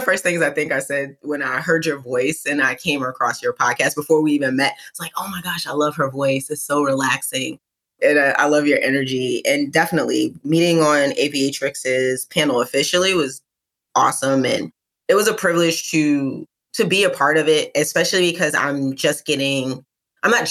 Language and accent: English; New York City, New York, United States; I'm from East New York, Brooklyn. So there's only one way to say Brooklyn. I'm from specifically in East New York, though. Where I grew up